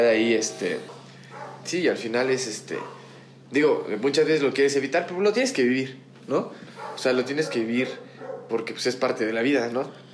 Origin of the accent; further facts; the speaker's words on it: Mexico; mi infancia la crecí en Forjadores